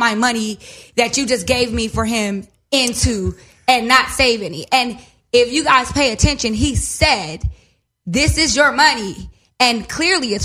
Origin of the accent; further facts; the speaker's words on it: Inglewood, California, United States; I am from Inglewood.